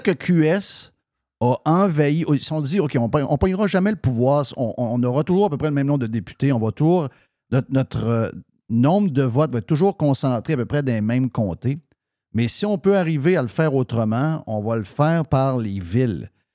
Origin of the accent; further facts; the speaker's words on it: Quebec, Canada; je suis québécois